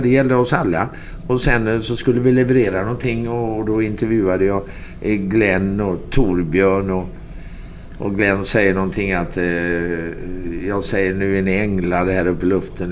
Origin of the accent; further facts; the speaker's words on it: Sweden; jag är från Sverige